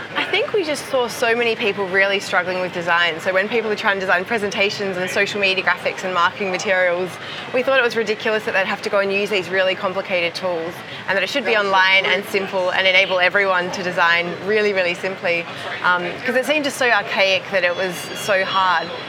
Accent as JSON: {"language": "English", "town": "Perth", "region": "Western Australia", "country": "Australia", "tie": "born or raised there", "said": "Perth, my hometown in, in Australia"}